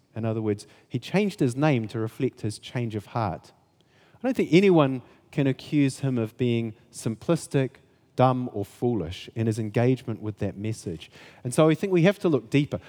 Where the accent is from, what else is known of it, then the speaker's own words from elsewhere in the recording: Kaikoura, Canterbury, New Zealand; I come from Kaikoura